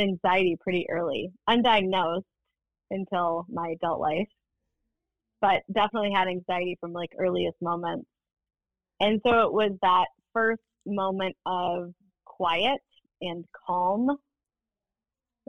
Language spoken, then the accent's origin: English; St. Paul, Minnesota, United States; also born or lived in Afton, Minnesota; I grew up in St. Paul